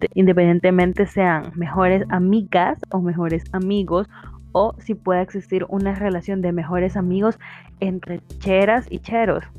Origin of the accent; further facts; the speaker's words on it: El Salvador; como salvadoreños tenemos ese derecho